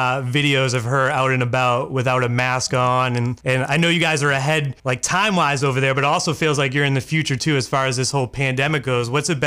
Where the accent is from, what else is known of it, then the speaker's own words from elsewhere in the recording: Worcester, Massachusetts, United States; now in Maine, United States; I grew up in Worcester, Massachusetts. I'm in Maine now, but grew up in Worcester, Massachusetts